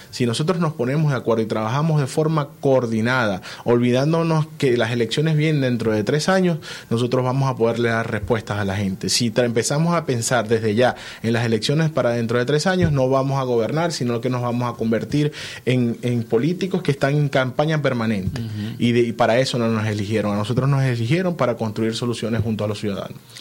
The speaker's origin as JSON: {"language": "Spanish", "country": "Venezuela", "said": "nosotros como venezolanos"}